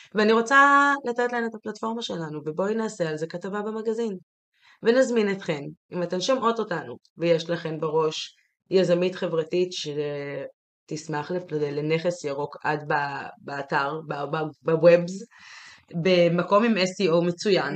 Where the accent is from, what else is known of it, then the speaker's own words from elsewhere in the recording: Jerusalem, Jerusalem District, Israel; moved away as an adult; ירושלים, זה המקום ש, שגדלתי בו, כי הייתי בו כל עשרים ושלוש השנים הראשונות של חיי בעצם